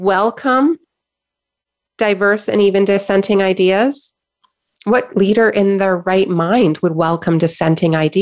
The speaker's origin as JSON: {"language": "English", "country": "Canada", "said": "I'm in Canada, I'm a Canadian, and I know that we Canadians love to be nice and polite"}